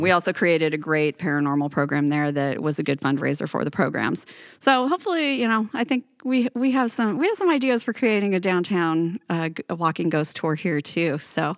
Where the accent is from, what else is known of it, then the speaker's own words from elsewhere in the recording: Paradise, California, United States; also born or lived in Bay Area, California / Los Altos, California; now in Redding, United States; I'm originally from Paradise in Butte County